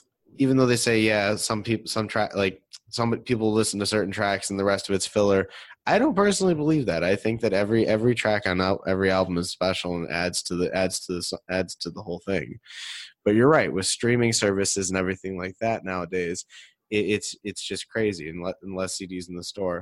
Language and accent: English; Detroit, Michigan, United States; I'm from out of town. I'm from Detroit